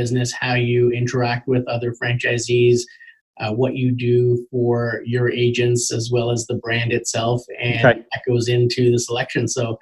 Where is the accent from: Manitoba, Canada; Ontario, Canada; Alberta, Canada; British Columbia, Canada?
Ontario, Canada; Markham; I grew up in Markham, so I know it well, and it's great to be able to work in a city that you grew up in.